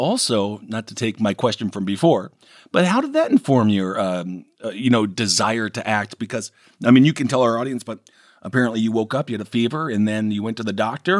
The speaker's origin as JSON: {"language": "English", "region": "Wisconsin", "country": "United States", "also_born_or_lived": "New York", "moved": "yes", "said": "I'm from Wisconsin, but I was in New York for 15 years."}